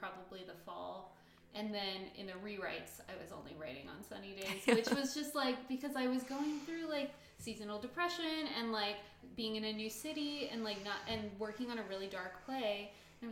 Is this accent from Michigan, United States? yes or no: no; California, United States; moved away as an adult; now in Seattle, United States; my home state